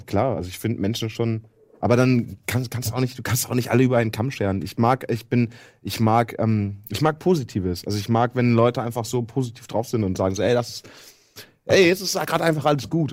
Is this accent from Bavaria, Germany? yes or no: no; East Frisia, Lower Saxony, Germany; ich bin halt aus Friese